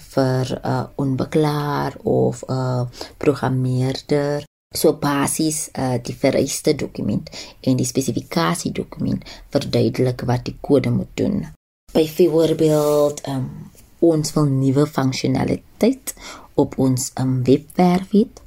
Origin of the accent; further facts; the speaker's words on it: Cape Town, Western Cape, South Africa; moved away as an adult; now in Johannesburg, South Africa; ek is gebore in die Kaap.